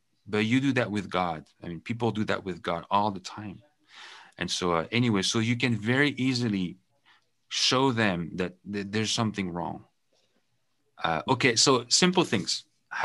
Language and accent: English; France; English is a second language; also born or lived in United Kingdom; now in Canada; I come from France